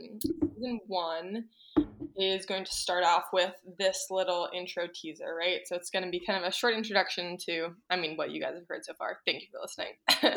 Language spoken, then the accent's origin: English; New Jersey, United States; I grew up in New Jersey